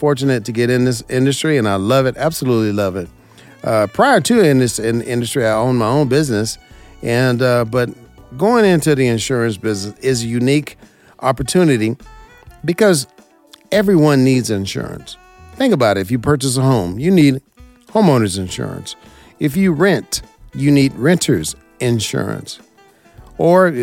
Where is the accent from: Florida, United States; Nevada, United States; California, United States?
Nevada, United States; Las Vegas; I'm from Las Vegas, born and raised here.